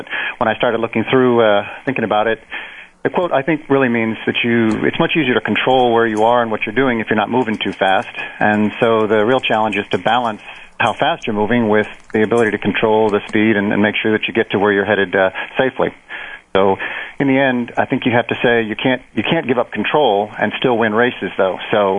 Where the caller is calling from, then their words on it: District of Columbia, United States; Just outside of Washington, D.C.